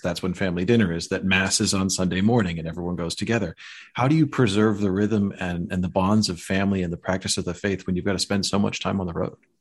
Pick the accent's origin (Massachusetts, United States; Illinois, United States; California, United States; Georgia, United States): Illinois, United States; Chicago; growing up in Chicago